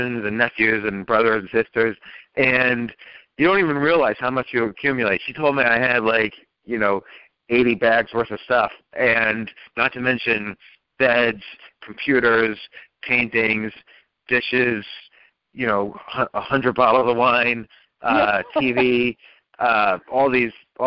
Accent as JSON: {"language": "English", "region": "New Jersey", "country": "United States", "tie": "born or raised there", "also_born_or_lived": "Manhattan, New York", "said": "I was born in Manhattan, but then when I was little, we moved to New Jersey."}